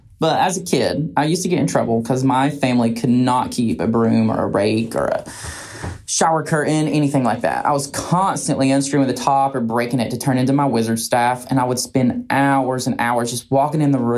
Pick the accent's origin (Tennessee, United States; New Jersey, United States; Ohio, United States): Tennessee, United States; Roan Mountain; So I grew up on or around Roan Mountain in East Tennessee